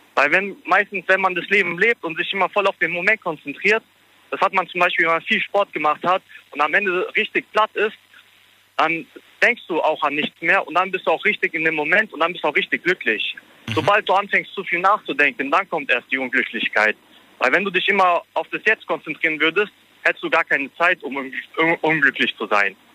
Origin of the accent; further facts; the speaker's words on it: Germany; ich bin in Deutschland geboren und hier okay. aufgewachsen